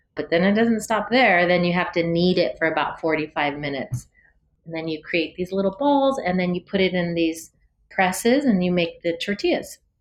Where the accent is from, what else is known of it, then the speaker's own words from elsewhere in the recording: San Jose, California, United States; I was born and raised here in San Jose.